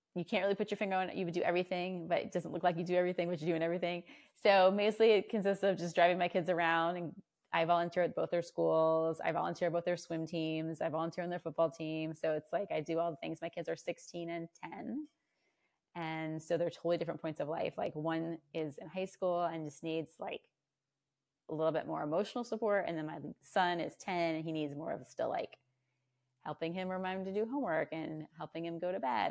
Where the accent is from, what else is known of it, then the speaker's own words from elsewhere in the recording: Virginia, United States; moved away as an adult; now in Austin, United States; I was um, born and raised in Virginia